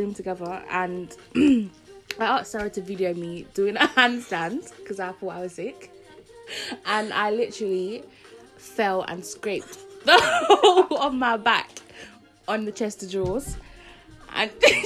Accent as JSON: {"language": "English", "region": "London", "country": "United Kingdom", "tie": "born or raised there", "also_born_or_lived": "Jamaica", "said": "I am Jamaican born, South London raised"}